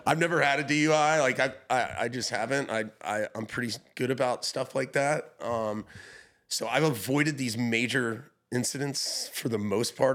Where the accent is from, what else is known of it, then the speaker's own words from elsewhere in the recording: Hilton Head Island, South Carolina, United States; moved away; also born or lived in Charleston; I'm from Hilton Head Island, a small little beach town